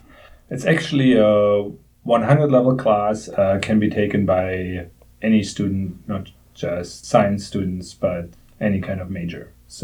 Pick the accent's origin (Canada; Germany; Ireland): Germany; moved away as an adult; So I grew up in Germany. So basically for my whole childhood, I was playing soccer every day after school.